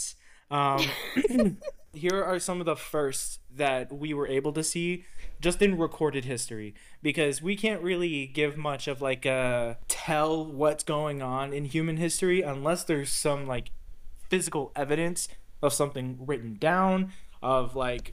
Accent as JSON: {"language": "English", "region": "Texas", "country": "United States", "tie": "born or raised there"}